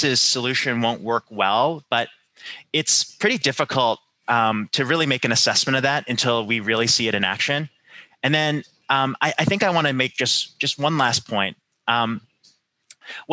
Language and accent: English; Canada; I'm Canadian, so I grew up with this